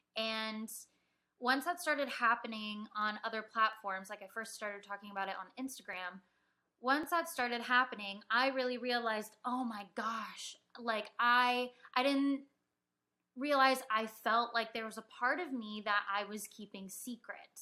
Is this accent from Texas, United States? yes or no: no; Mission Viejo, California, United States; I was born in Mission Viejo, California. Um, I was born and raised there um, for my whole life